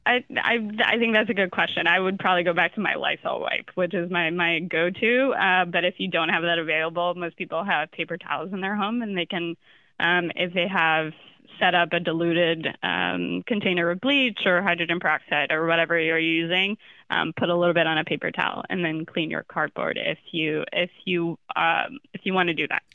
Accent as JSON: {"language": "English", "region": "Florida", "country": "United States", "said": "I'm from Florida"}